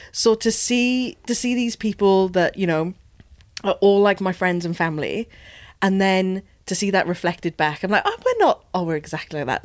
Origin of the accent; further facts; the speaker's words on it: Wales, United Kingdom; Being Welsh